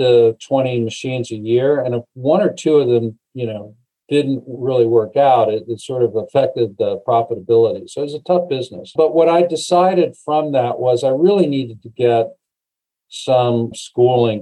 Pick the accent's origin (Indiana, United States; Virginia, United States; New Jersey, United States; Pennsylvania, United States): Pennsylvania, United States; Erie; moved away as an adult; also born or lived in Arizona / California / Southern Ohio / New York; I really grew up, you know, junior or middle school and high school in Erie, Pennsylvania, up on the lake.